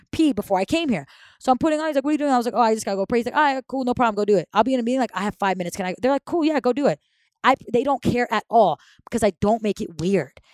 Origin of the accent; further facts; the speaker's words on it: Saudi Arabia; moved away; was born and raised in Saudi Arabia